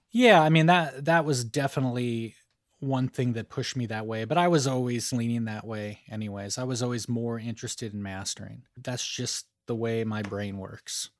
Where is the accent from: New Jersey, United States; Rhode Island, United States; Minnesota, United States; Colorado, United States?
Colorado, United States; Boulder; moved away as an adult; also born or lived in Sacramento, California / Los Angeles, California / Bay Area, California; now in Nashville, United States; Outside of Boulder, Colorado, kind of in a rural area in between Boulder and a town called Longmont